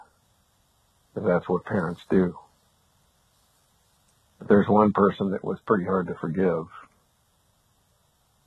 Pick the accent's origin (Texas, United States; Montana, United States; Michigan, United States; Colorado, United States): Montana, United States; now in Arizona, United States; I actually grew up in Montana. I live in Arizona now, but I grew up in Montana